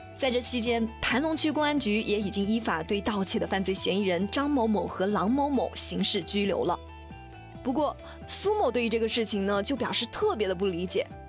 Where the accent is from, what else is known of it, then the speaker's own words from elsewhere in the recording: China; 我们中国人